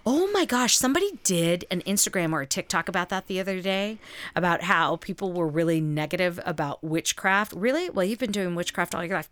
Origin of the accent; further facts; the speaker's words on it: the South, United States; I grew up in the South